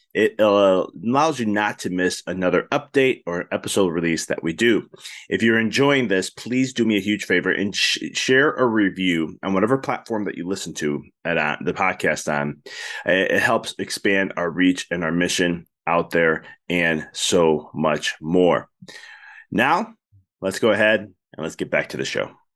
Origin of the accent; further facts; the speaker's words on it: Chicago, Illinois, United States; I'm from Chicago